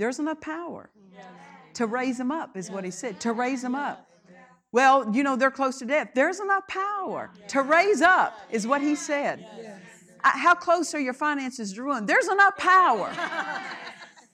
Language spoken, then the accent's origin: English; Oklahoma, United States; I was raised in Oklahoma